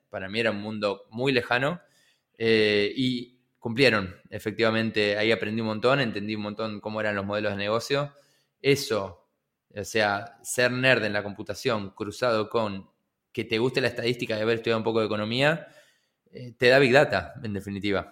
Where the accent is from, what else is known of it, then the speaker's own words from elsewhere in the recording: Buenos Aires, Argentina; also born or lived in General San Martín Partido, Buenos Aires Province; yo nací en el partido de San Martín, eh, pero siempre viví en, Capital, en la ciudad de Buenos Aires.